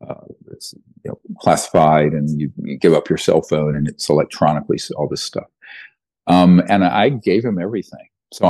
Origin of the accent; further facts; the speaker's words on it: the South, United States; I grew up poor in the South. We couldn't afford to go to a race.